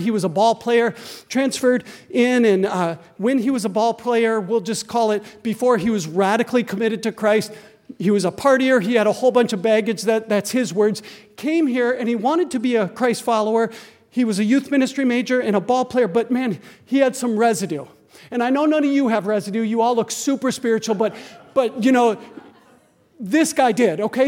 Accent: Green Bay, Wisconsin, United States; I grew up in Green Bay, Wisconsin, so I can hear Lambeau Field from my backyard

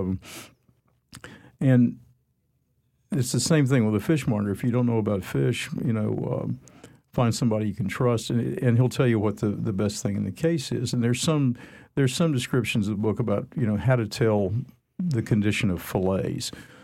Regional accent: Atlanta, Georgia, United States; moved away; I come from Atlanta

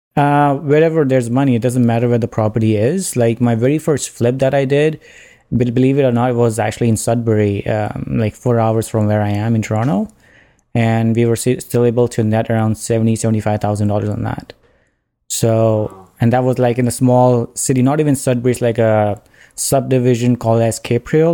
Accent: India; moved away as an adult; now in Ontario, Canada; I'm from India

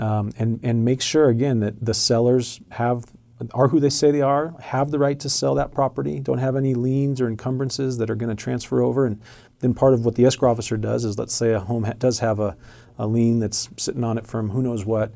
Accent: Arizona, United States; moved away; I grew up in Arizona

